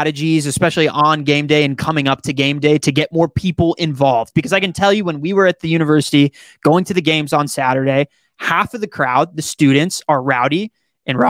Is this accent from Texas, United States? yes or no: yes; Dallas, Texas, United States; I grew up in Dallas, Texas, and half my family is from Louisiana